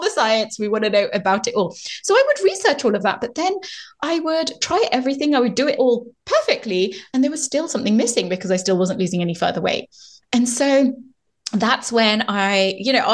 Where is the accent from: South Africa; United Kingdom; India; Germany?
India; Being an Indian woman